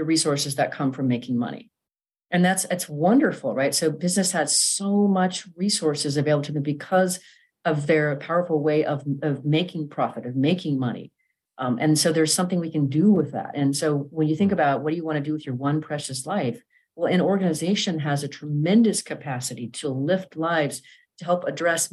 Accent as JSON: {"language": "English", "region": "Pacific Northwest", "country": "United States", "moved": "as an adult", "lives_now": "Dallas, United States", "said": "I'm from the Pacific Northwest originally"}